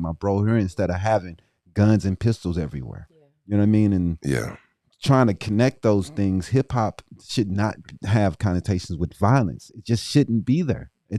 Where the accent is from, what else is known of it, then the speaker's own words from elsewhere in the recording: East St. Louis, Illinois, United States; because I'm from East St. Louis, so I had to check him out.